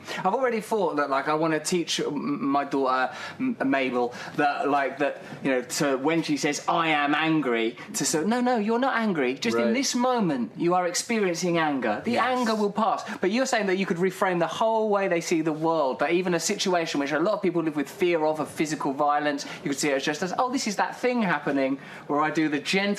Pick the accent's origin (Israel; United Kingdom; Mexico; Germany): United Kingdom; England; That was because I'm English, right?